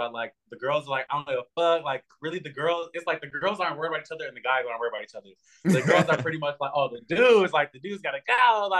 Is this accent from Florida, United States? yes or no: no; Los Angeles, California, United States; I grew up in Hollywood, so that's how I have like the old Hollywood mindset.